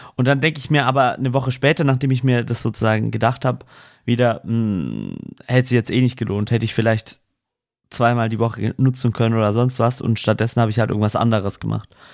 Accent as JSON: {"language": "German", "area": "Swabia", "region": "Baden-Württemberg", "country": "Germany", "said": "ich als Schwabe"}